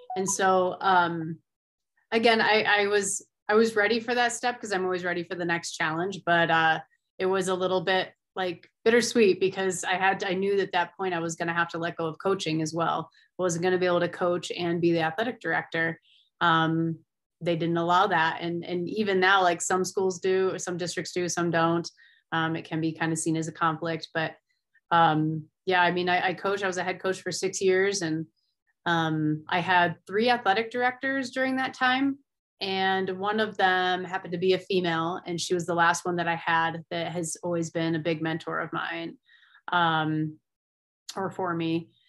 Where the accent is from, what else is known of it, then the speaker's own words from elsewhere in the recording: Finger Lakes region, New York, United States; moved away as an adult; now in Colorado, United States; I grew up in the Finger Lake region, so I was a big water skier